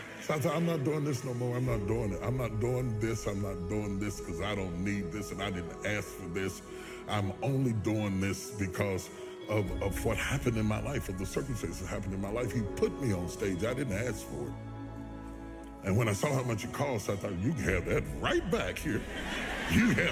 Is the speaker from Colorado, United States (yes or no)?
no; West Virginia, United States; I'm a country boy. I'm from West Virginia.